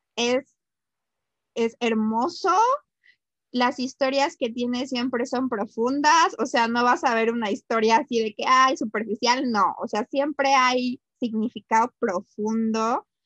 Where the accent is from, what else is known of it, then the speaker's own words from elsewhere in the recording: Mexico; uno como mexicana